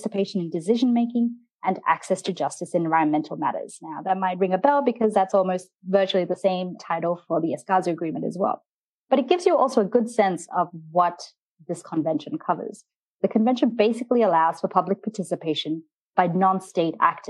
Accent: Australia; moved away; my home country, Australia

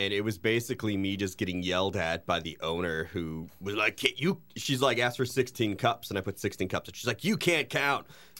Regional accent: Wisconsin, United States; now in Indiana, United States; I was born in Wisconsin

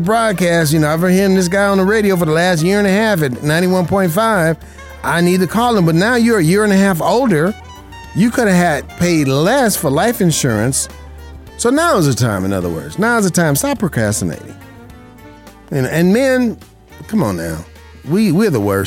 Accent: Las Vegas, Nevada, United States; Las Vegas, Nevada, my hometown.

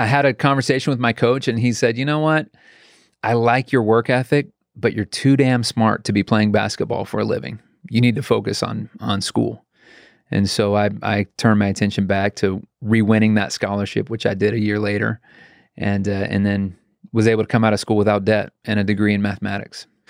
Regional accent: Raleigh, North Carolina, United States; I was born in Raleigh, North Carolina.

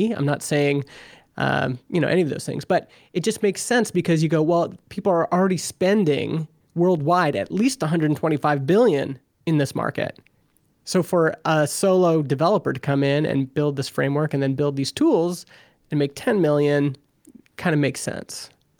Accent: Vernon, British Columbia, Canada; You know, we here in my hometown of Vernon, BC, people who live here, it's not a very big town.

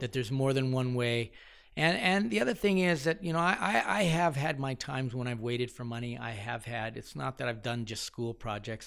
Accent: London, Ontario, Canada; moved away as an adult; now in Alberta, Canada; I grew up in London, Ontario

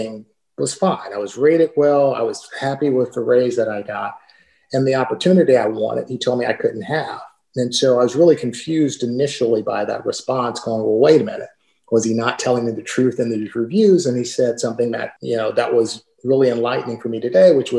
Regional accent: Southern California, United States; moved away as an adult; also born or lived in Portland, Oregon / Connecticut / Scottsdale, Arizona; now in Charlotte, United States; I'm from Southern California, my wife's from Southern California.

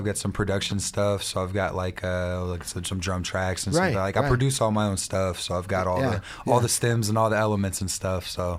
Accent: Columbia, Missouri, United States; here in my hometown of Columbia, Missouri.

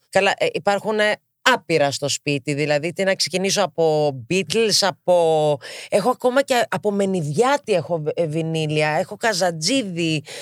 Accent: Partille, Västra Götaland, Sweden; also born or lived in Gothenburg; Έχω μεγαλώσει στο Γκέτεμπορ. Μετά πήγα και μεγάλωσα στο Δήμο του Πάρτιλε.

